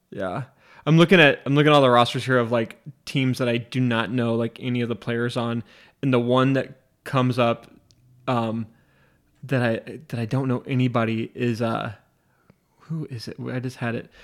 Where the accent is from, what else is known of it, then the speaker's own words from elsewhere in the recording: Spokane, Washington, United States; I'm from Spokane, Washington